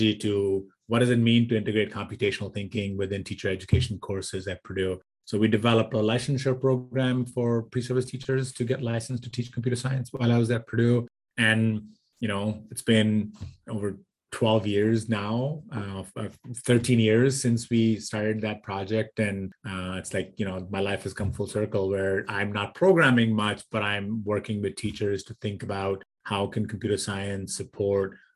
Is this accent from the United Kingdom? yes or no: no; India; moved away as an adult; also born or lived in Michigan, United States; So I grew up in India. I did my bachelor's in India in electrical engineering